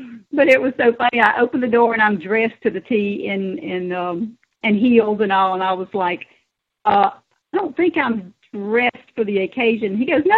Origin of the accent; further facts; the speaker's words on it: South Carolina, United States; born there; Still South Carolina. Yep.